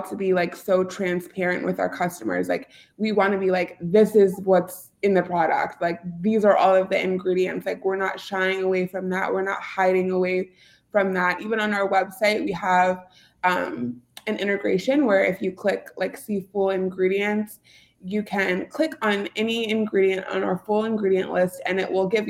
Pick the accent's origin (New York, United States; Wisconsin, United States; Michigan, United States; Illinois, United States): Illinois, United States; Bolingbrook; Ulta Beauty is in my hometown. So I actually grew up down the street from Ulta Beauty headquarters